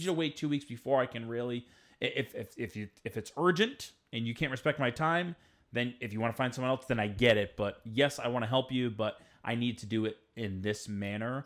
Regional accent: Rhode Island, United States; I'm from Rhode Island

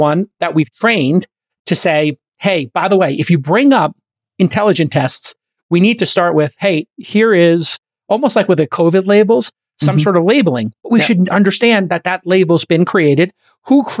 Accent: New York City, New York, United States; I grew up in Brooklyn

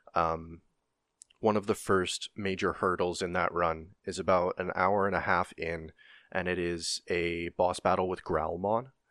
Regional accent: Canada; I'm Canadian

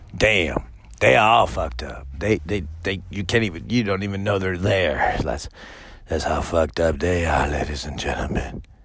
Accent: United States; I'm American

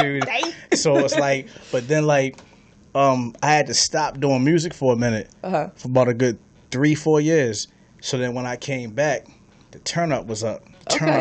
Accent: Baltimore, Maryland, United States; moved away as an adult; now in Los Angeles, United States; I'm from Baltimore

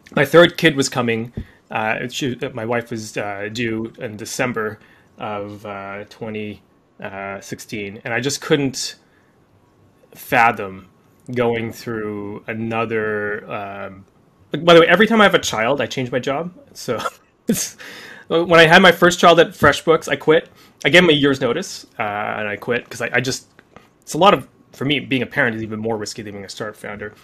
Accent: Canada; I'm Canadian too

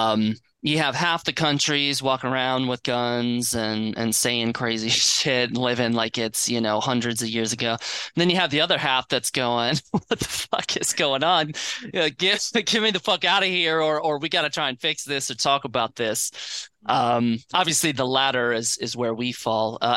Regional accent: Florida, United States; also born or lived in Gainesville, Florida; now in Nashville, United States; I grew up down in Florida

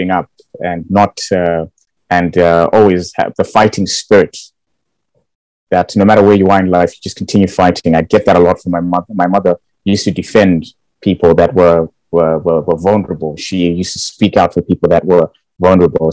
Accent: Bulawayo, Zimbabwe; moved away as an adult; now in United Kingdom; I was born and raised in Bulawayo. Went to school there, primary Hillside.

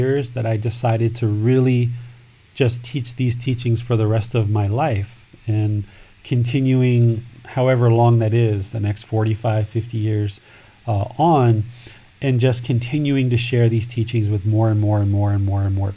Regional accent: United States; moved away as an adult; now in Thailand; I grew up in America

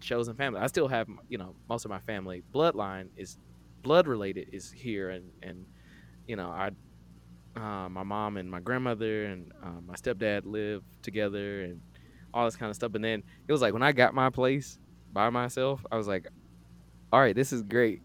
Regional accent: Atlanta, Georgia, United States; I grew up here in Atlanta.

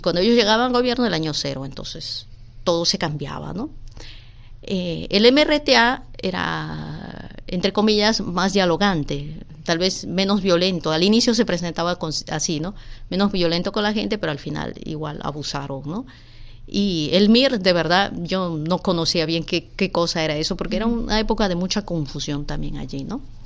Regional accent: Lima, Peru; moved away as an adult; also born or lived in Puerto Rico; Mi papá eh, era de Tarapoto, mi mamá de Moyobamba y vinimos a vivir aquí en Villa María cuando yo tenía dos años

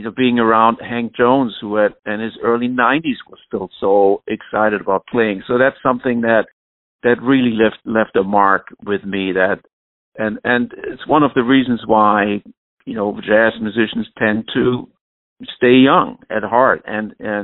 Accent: Flensburg, Schleswig-Holstein, Germany; moved away; my hometown orchestra in Flensburg

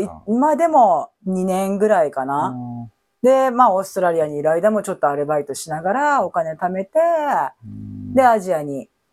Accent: Japan; 日本語を喋ってて、日本で生活してて、日本人と思ってる

